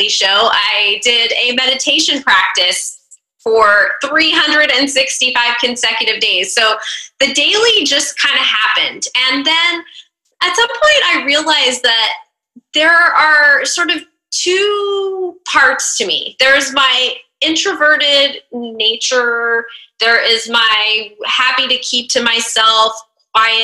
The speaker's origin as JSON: {"language": "English", "region": "Northern California", "country": "United States", "also_born_or_lived": "DC metro area", "moved": "as an adult", "lives_now": "Washington, D.C. metro area, United States", "said": "I'm actually originally from Northern California, but I've lived in the DC metro area for about 15 years"}